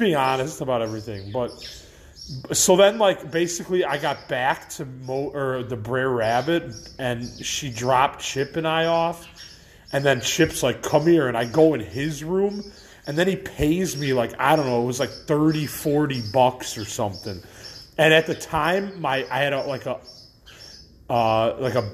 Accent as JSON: {"language": "English", "town": "Elmhurst", "region": "Illinois", "country": "United States", "said": "I'm a guy from Elmhurst"}